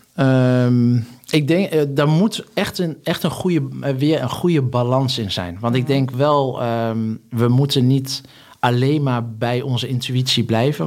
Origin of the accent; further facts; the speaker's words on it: Hummelo, Gelderland, Netherlands; moved away; also born or lived in Singapore; ik ben opgegroeid in Hummelo, een plaatsje in de Achterhoek